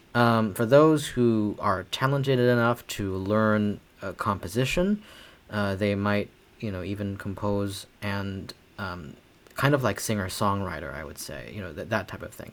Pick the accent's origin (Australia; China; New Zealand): China; Beijing; moved away as an adult; also born or lived in Hangzhou, Zhejiang, China / Cincinnati, United States; now in Bloomington, United States; So I moved with my family to Beijing uh, from my hometown of Hangzhou in China um, at the age of nine